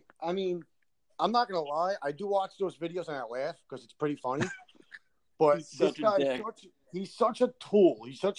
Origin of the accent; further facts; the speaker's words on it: New York City, New York, United States; now in Staten Island, United States; I grew up in Brooklyn. I'm a plant in Staten Island. And now I'm going to Jersey, so I'm going to be a Jersey boy.